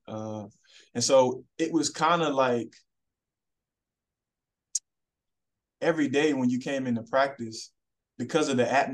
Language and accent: English; Huntsville, Alabama, United States; moved away as an adult; Huntsville, Alabama, because that's where I'm from